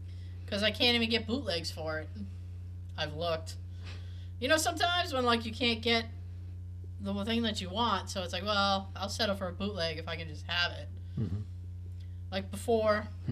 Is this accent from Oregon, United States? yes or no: no; Boston, Massachusetts, United States; accent: Boston; my Boston accent